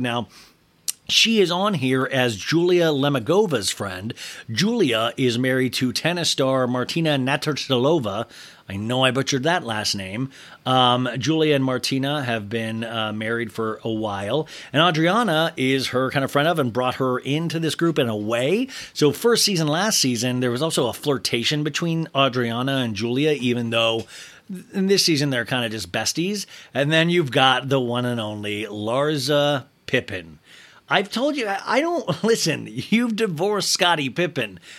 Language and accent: English; Kansas, United States; I'm from Kansas